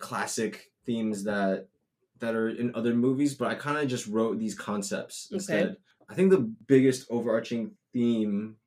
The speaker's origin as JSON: {"language": "English", "region": "New Jersey", "country": "United States", "tie": "born or raised there", "said": "we grew up in New Jersey."}